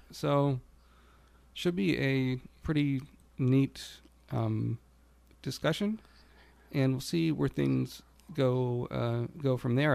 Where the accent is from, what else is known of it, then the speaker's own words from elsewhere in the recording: United States; being an American